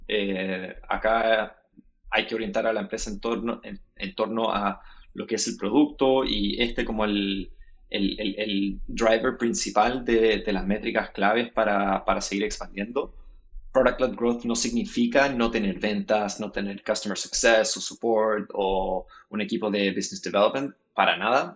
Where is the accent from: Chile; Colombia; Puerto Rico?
Chile; moved away as an adult; also born or lived in United States; now in San Francisco, United States; yo nací en Chile, pasé harto tiempo de mi vida en, Estados Unidos cuando, cuando pequeño, volví a Chile para hacer todo lo que es la secundaria y la universidad.